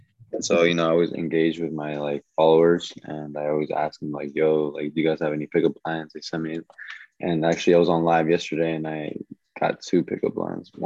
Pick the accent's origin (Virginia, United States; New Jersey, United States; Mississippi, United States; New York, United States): Virginia, United States; also born or lived in Washington, D.C.; I grew up in here in Virginia to be exact.